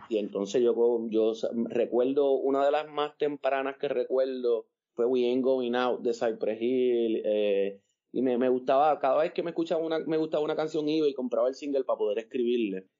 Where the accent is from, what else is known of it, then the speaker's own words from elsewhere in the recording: Puerto Rico; yo vivía en Monte Carlos y Monte Carlos se mezclaba con Montepal, con Monteatillo